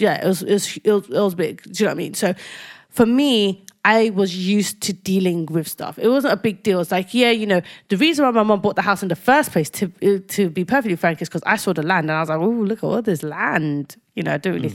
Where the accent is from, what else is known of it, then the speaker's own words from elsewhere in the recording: London, United Kingdom; I lived in a council flat